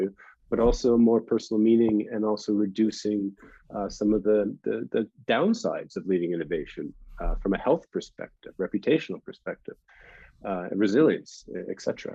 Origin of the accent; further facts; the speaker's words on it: Canada; moved away as an adult; also born or lived in United States; I'm Canadian, but went to university in the United States on a scholarship